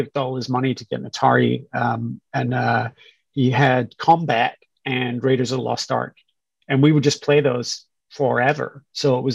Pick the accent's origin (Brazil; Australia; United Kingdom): United Kingdom; Scotland; moved away as an adult; I grew up in Scotland, went to school there as well, spent the first part of my career there